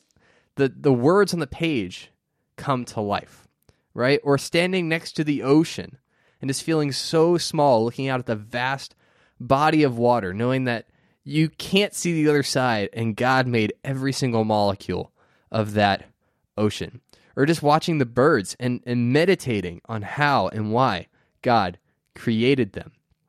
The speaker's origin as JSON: {"language": "English", "region": "Florida", "country": "United States", "tie": "born or raised there", "said": "I grew up in Central Florida, which we get a lot of hurricanes."}